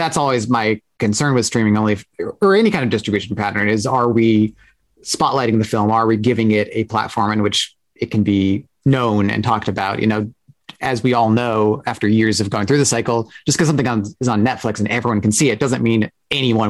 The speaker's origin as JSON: {"language": "English", "town": "Portland", "country": "United States", "tie": "born or raised there", "moved": "yes", "said": "I grew up in Portland"}